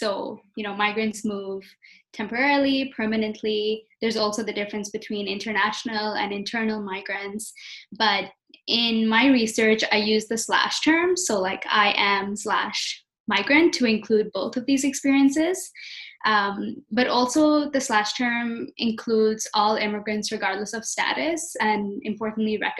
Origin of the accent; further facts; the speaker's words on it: Abu Dhabi, United Arab Emirates; moved away as an adult; also born or lived in Nova Scotia, Canada / India (ancestry); now in Vancouver, Canada; I'm of Indian origin, but I was born and raised in Abu Dhabi in the United Arab Emirates